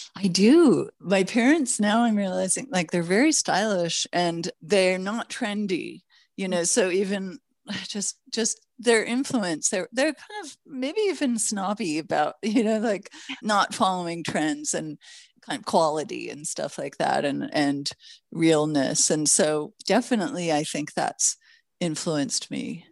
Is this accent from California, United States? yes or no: yes; Los Angeles, California, United States; also born or lived in Toronto, Canada / Mexico; I was born in Toronto, Canada, raised in Los Angeles